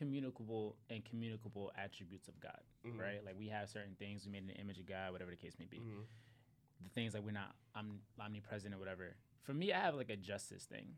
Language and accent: English; Philadelphia, Pennsylvania, United States; growing up in Philly